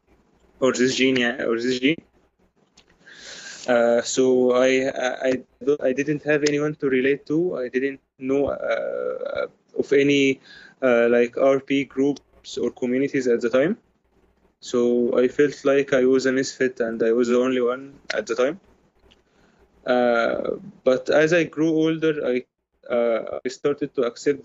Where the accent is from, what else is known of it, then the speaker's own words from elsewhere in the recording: Egypt; I am from Egypt, by the way. I was born in the 1997.